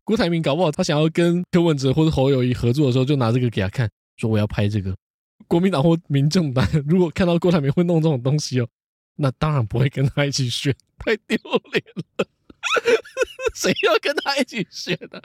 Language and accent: Chinese; Taoyuan, Taiwan; 我们桃园人哦，从小看阿方装潢长大了